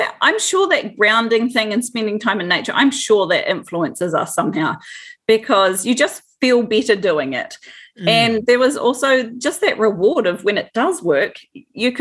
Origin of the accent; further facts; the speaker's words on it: Dunedin, Otago, New Zealand; I'm a Dunedin girl. Both my husband and I both were born and bred in Dunedin.